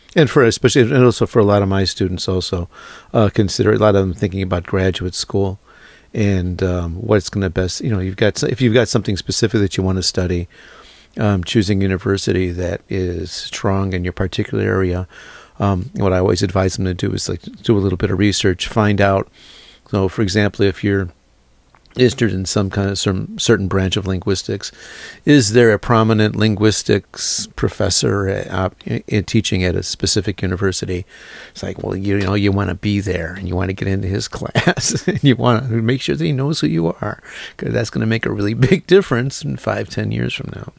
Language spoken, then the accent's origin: English; Chicago, Illinois, United States; moved away; I'm from Chicago